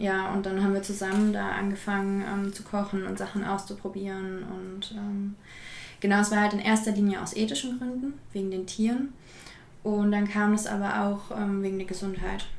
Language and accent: German; Berlin, Germany; ich komme aus Berlin